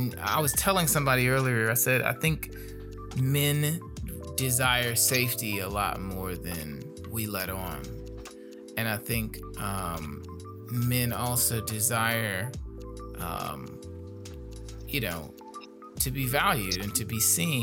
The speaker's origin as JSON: {"language": "English", "town": "Gary", "region": "Indiana", "country": "United States", "tie": "born or raised there", "said": "growing up in Gary"}